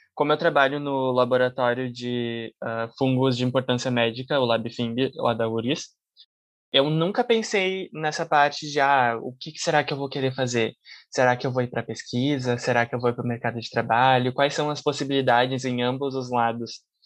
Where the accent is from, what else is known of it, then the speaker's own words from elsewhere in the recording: Caxias do Sul, Rio Grande do Sul, Brazil; now in Porto Alegre, Brazil; Eu sou natural de Caxias do Sul